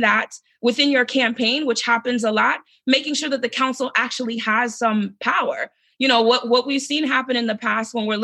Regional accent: Asbury Park, New Jersey, United States; moved away as an adult; now in Maryland, United States; I am based in Maryland, but grew up, born and raised in New Jersey in a large Haitian community in Asbury Park

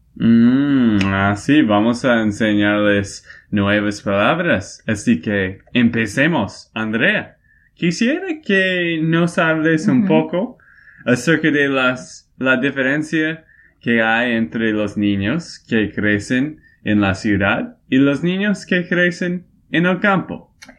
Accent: Portland, Oregon, United States; Spanish is a second language; moved away; also born or lived in Texas; Nací en Portland, Oregon.

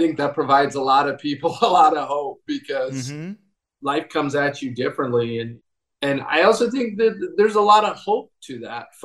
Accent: Provo, Utah, United States; also born or lived in Eugene, Oregon / Seoul, Korea; I was born in Eugene, Oregon, and I grew up in Provo, Utah

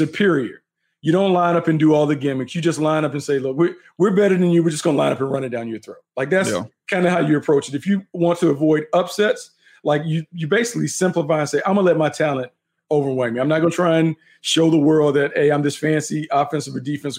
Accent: North Carolina, United States; growing up in North Carolina, my family members are big Washington football team fans.

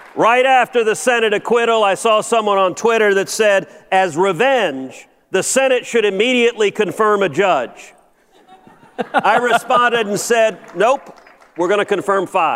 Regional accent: Houston, Texas, United States; I'm from Houston. Right now, today, in my hometown of Houston

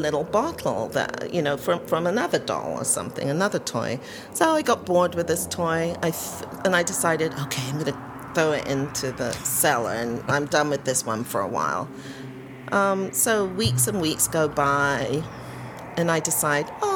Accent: London, United Kingdom; moved away; I was born at home in London, England

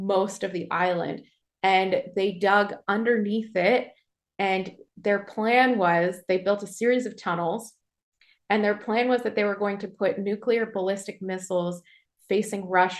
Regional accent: Toronto, Ontario, Canada; moved away as an adult; also born or lived in New York / Yellowknife; I grew up in Toronto

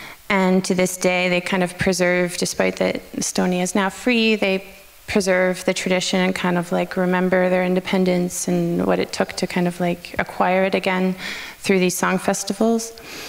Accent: Canada; Yeah, I guess that's maybe where I'm Canadian.

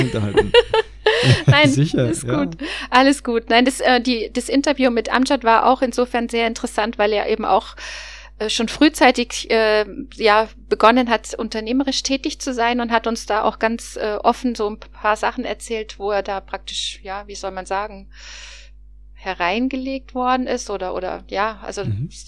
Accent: Cologne, North Rhine-Westphalia, Germany; vor allen Dingen als Kölner.

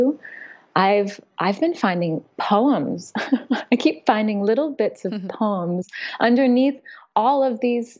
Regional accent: Napa, California, United States; moved away; also born or lived in New York City, United States; I grew up in Napa, in the Napa Valley

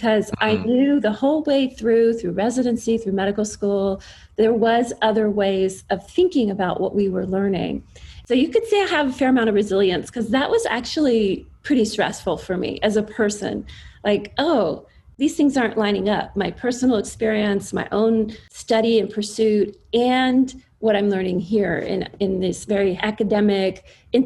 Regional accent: East Coast, United States; I grew up on the East Coast and I had a very standard, you know, suburban child of the 80s upbringing.

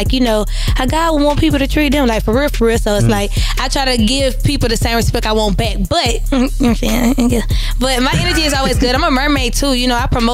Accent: Atlanta, Georgia, United States; also born or lived in Maryland; the essence of me is really the south side, because from 8 to 18, that's where I resonated

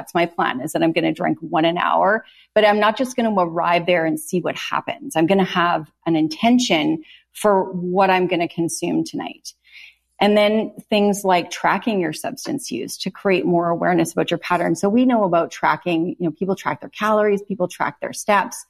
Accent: Canada; I'm from Canada

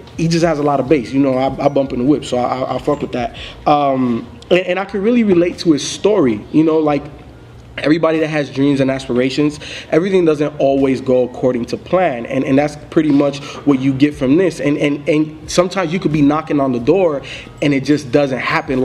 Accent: Miami, Florida, United States; me growing up in Miami

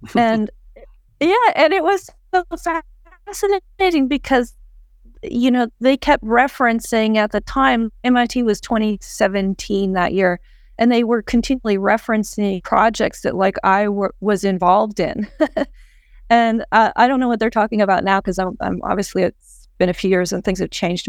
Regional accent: Edmonton, Alberta, Canada; I was born in Edmonton

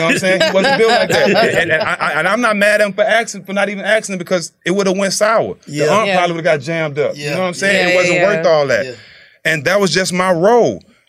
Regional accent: Port Arthur, Texas, United States; I was in my hometown, Port Arthur.

